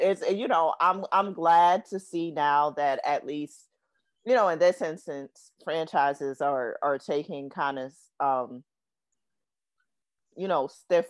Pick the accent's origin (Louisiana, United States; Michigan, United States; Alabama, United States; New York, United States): New York, United States; New York City; growing up in Brooklyn